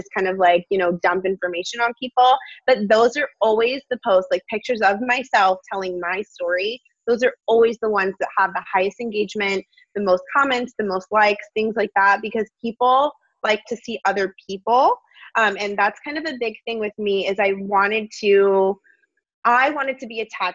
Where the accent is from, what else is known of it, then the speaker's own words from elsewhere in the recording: Florida, United States; I've lived in Florida my whole life